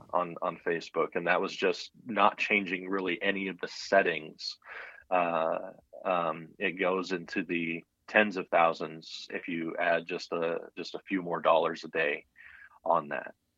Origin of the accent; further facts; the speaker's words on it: United States; also born or lived in Colorado / Texas / Florida / Illinois; I grew up in Colorado and Texas